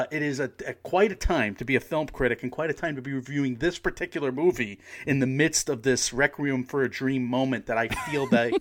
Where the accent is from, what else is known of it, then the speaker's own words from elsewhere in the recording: Connecticut, United States; also born or lived in New York City; Maybe that's why I love it so much, because I'm from Connecticut. I'm from the, you know, I went to school in New York City, and I'm used to, you know, East Coasters.